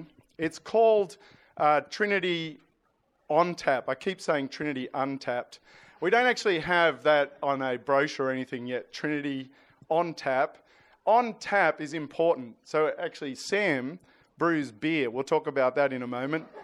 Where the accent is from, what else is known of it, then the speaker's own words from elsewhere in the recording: New South Wales, Australia; I'm from New South Wales